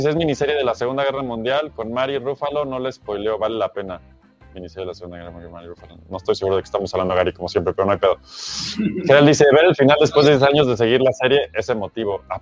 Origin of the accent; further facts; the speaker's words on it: León, Guanajuato, Mexico; accent: León; es que vengo de León, güey, y sigo filtrando el acento de León. Ya casi se me sale por completo.